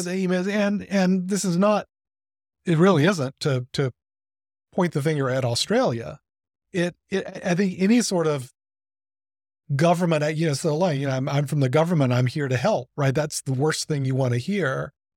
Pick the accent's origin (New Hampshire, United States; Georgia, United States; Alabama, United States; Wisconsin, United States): Alabama, United States; Birmingham; I grew up outside of Birmingham